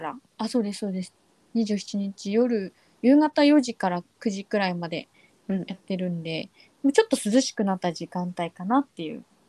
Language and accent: Japanese; Tohoku, Japan; 私はあの東北出身